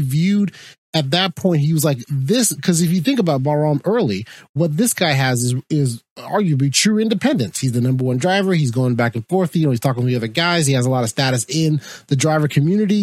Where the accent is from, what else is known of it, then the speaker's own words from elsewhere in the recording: United States; as an American